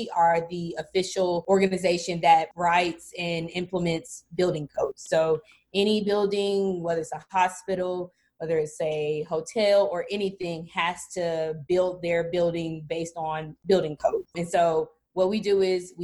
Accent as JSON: {"language": "English", "town": "Birmingham", "region": "Alabama", "country": "United States", "tie": "born or raised there", "said": "I'm from Birmingham, Alabama, born and raised"}